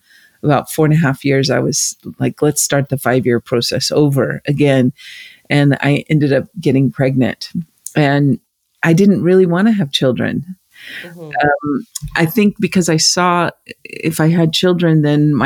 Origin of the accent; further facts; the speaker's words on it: United States; But I grew up in the States